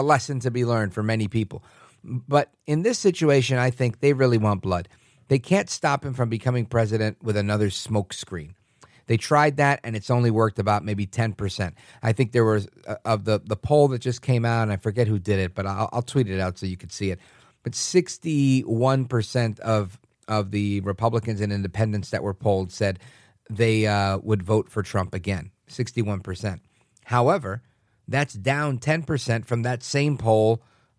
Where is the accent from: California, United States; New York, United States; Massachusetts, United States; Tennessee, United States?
New York, United States; New York City; As a little kid growing up in Brooklyn